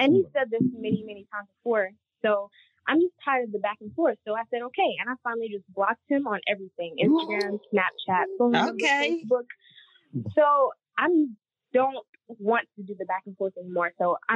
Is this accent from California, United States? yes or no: no; Kentucky, United States; I'm from Kentucky